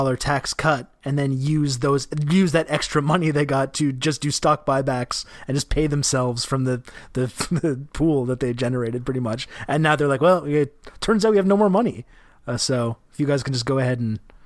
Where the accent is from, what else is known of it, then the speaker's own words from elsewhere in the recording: Canada; as a Canadian